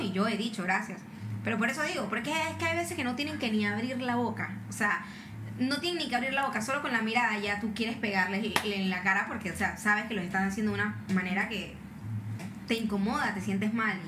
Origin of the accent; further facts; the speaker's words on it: Panama; ¿de dónde eres? Y yo dije, no, de Panamá